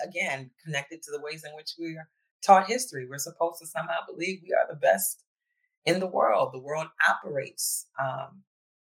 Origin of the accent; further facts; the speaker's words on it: New Orleans, Louisiana, United States; also born or lived in Ghana (family ancestry); now in Philadelphia, United States; I was raised in New Orleans.